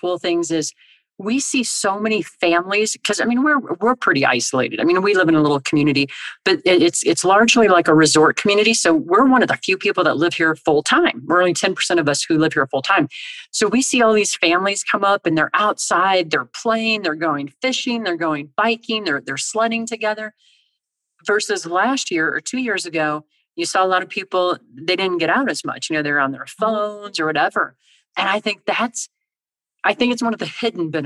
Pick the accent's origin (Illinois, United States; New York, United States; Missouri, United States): Illinois, United States; now in Colorado, United States; I grew up in Illinois